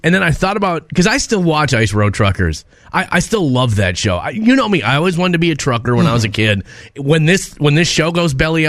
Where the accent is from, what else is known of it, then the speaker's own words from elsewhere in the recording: Minnesota, United States; I grew up in Minnesota, next to water, all the time.